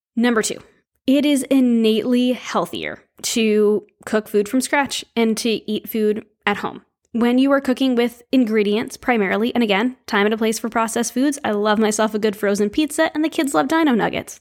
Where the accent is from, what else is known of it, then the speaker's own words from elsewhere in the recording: New England, United States; Growing up in New England